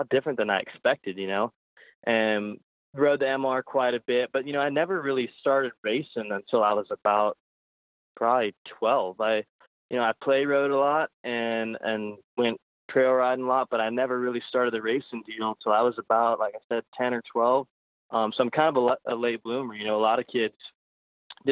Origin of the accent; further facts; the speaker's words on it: Modesto, California, United States; Born and raised in Modesto, California